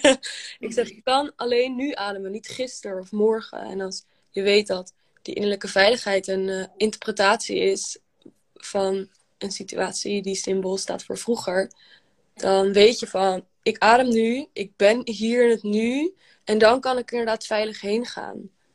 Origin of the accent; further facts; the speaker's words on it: Amsterdam, North Holland, Netherlands; ik kom uit Amsterdam